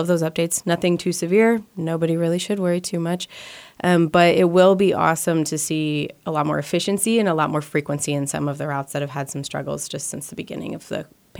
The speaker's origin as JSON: {"language": "English", "region": "Midwest", "country": "United States", "tie": "born or raised there", "lives_now": "Manhattan, Kansas, United States", "said": "A lot of us growing up in the Midwest, it's rural"}